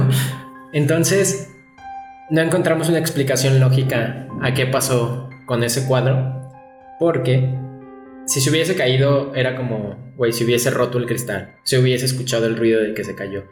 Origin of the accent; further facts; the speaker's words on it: León, Guanajuato, Mexico; aquí en, en León, creo que no lo habíamos mencionado, somos de León, Guanajuato